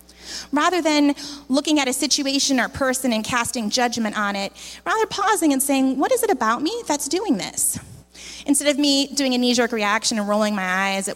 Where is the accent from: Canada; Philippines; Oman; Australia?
Philippines; moved away as an adult; I came from the Philippines where I had grown up